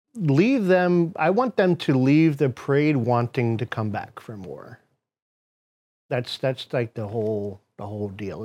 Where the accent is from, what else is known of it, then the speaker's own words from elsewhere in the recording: United States; I'm American, uh, through and through. I was born here.